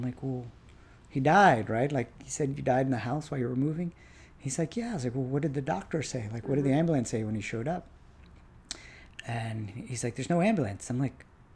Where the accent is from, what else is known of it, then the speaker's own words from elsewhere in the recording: Washington, District of Columbia, United States; we were born and bred here